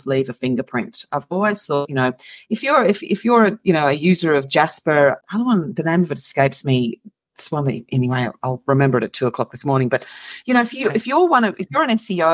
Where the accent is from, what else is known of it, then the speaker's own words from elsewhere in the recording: Moss Vale, New South Wales, Australia; I'm from Australia. So I'm from a tiny little town called Moss Vale